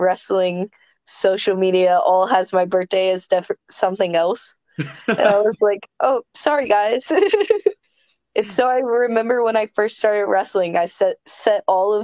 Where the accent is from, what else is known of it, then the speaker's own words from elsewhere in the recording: Kentucky, United States; my home state. I've never wrestled in Kentucky